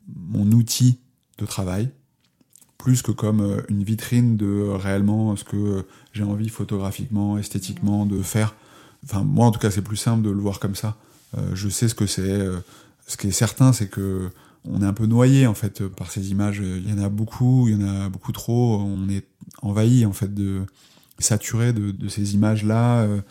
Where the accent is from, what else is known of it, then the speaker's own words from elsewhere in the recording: Charente, Nouvelle-Aquitaine, France; je suis de, de Charente, c'est un endroit relativement plat.